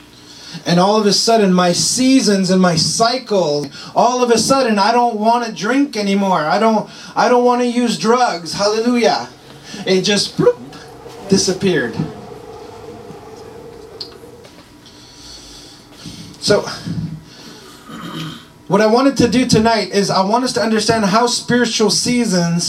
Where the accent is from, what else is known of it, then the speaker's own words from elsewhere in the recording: Montreal, Quebec, Canada; moved away; I'm from Montreal.